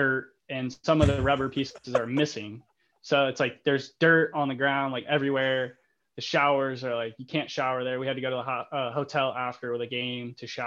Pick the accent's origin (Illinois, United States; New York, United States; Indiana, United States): Indiana, United States; Fort Wayne; also born or lived in Toledo, Ohio; my hometown